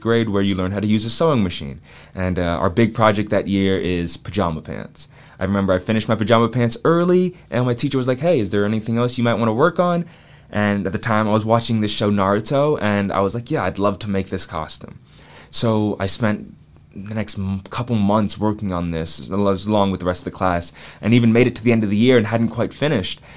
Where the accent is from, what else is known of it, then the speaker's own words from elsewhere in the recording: Atlanta, Georgia, United States; now in Charleston, United States; I went to the Waldorf School of Atlanta, which is this small private school in Atlanta